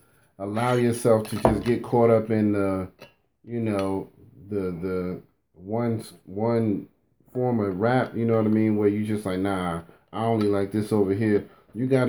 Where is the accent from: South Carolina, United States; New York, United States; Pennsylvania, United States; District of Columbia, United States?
New York, United States; now in North Carolina, United States; I'm from New York